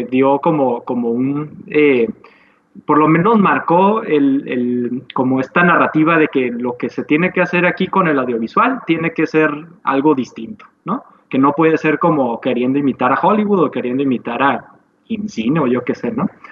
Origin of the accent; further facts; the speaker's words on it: Tijuana, Baja California, Mexico; nosotros como tijuanenses